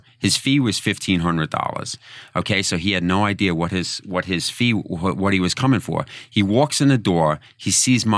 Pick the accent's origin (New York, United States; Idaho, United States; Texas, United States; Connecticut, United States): New York, United States; Long Island; accent: Long Island; my Long Island accent